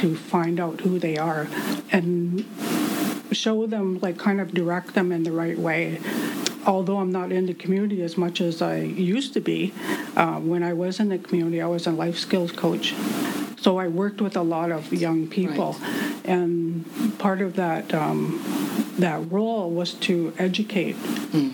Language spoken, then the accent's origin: English; Walpole Island First Nation, Ontario, Canada; my hometown, which is Walpole Island First Nation or where the rivers divide